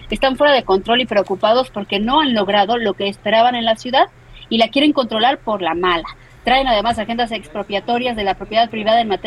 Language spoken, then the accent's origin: Spanish; Mexico City, Mexico; de Ciudad de México